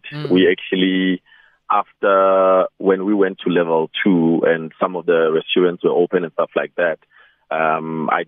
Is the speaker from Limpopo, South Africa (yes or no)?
yes; Nwamitwa, Limpopo, South Africa; now in Polokwane, South Africa; my hometown in Nwamitwa, Tzaneen